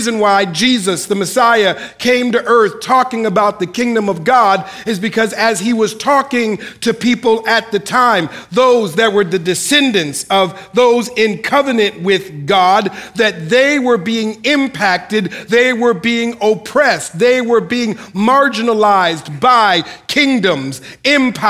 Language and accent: English; Minneapolis, Minnesota, United States; moved away as an adult; now in California, United States; I'm originally from Minneapolis, Minnesota, born and raised in Minneapolis